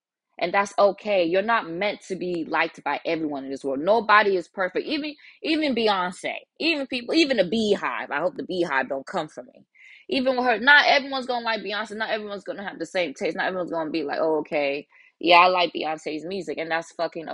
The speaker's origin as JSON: {"language": "English", "country": "United States", "tie": "born or raised there", "also_born_or_lived": "Nigeria", "second_language": "English", "said": "I was there for a couple of years before I came to America and was then raised in America"}